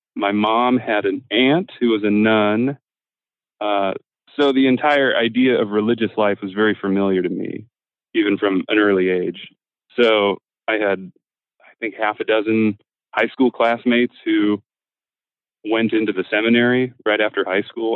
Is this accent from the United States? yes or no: yes; Midwest, United States; I'm from the Midwest, so not a particularly Catholic part of the country